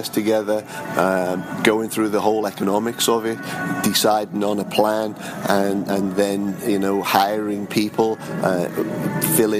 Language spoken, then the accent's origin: English; Liverpool, North West England, United Kingdom; now in Houston, United States; I'm from Liverpool, England